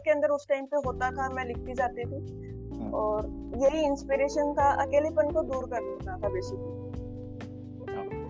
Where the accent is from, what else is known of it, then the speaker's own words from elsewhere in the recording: Chandigarh, India; मैं चंडीगढ़ से हूँ